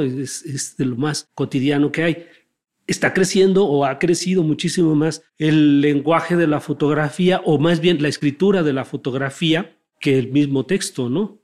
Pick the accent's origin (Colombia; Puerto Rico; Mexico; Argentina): Mexico; para entendernos como, como mexicanos